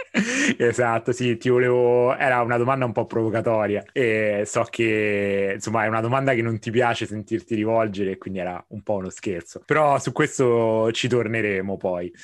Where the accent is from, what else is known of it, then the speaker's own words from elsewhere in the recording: Rome, Lazio, Italy; moved away as an adult; now in Barcelona, Spain; da romano, nato e cresciuto a Roma